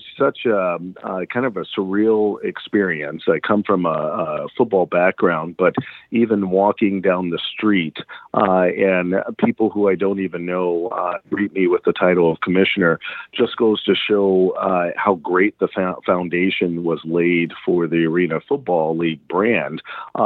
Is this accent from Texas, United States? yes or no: yes; Galveston, Texas, United States; accent: Southern; moved away as an adult; also born or lived in Minnesota; you may hear some Southern accent or some Southern drawl in my dialect. That's because I come from Galveston Island